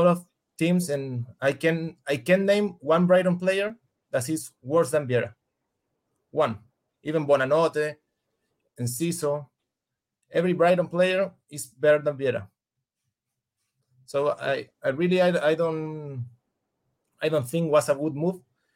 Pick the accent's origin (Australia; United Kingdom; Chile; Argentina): Chile; English is a second language; I'm from Chile.